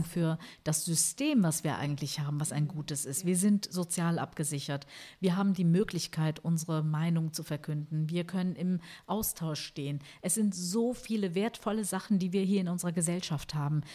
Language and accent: German; Germany; bei uns in Deutschland